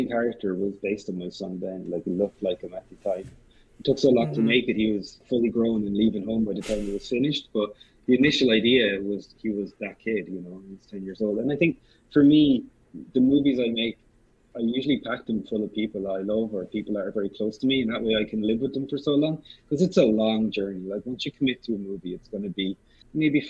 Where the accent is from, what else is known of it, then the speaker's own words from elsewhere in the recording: Kilkenny, Leinster, Ireland; the opportunity to build my own company and build a life in my hometown